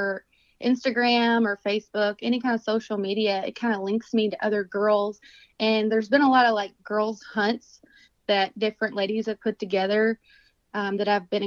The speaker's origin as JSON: {"language": "English", "region": "Kentucky", "country": "United States", "tie": "born or raised there", "said": "I'm from Kentucky. I was born here, raised here, and I'm still here"}